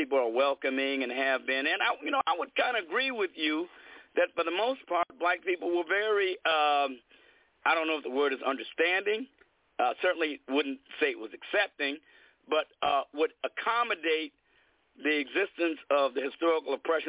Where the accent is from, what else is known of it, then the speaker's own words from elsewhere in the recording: Chicago, Illinois, United States; I got beaten by white mobs as my Chicago neighborhood got racially integrated